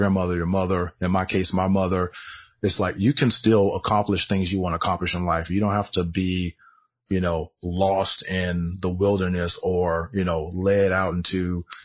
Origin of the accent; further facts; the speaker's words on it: Southern California, United States; I grew up in Southern California